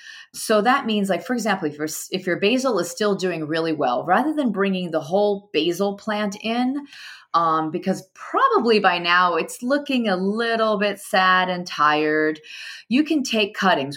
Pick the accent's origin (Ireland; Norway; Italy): Italy; also born or lived in United States; now in New York City, United States; I was born in Italy, and I come from a big farming family